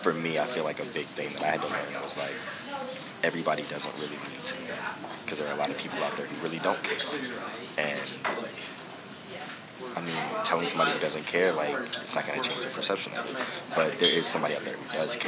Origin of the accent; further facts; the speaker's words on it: Alexandria, Virginia, United States; moved away as an adult; also born or lived in Penn State University, Pennsylvania; I'm originally from Alexandria, Virginia